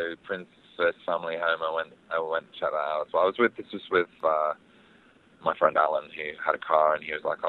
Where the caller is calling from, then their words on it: London, United Kingdom; I'm in West London.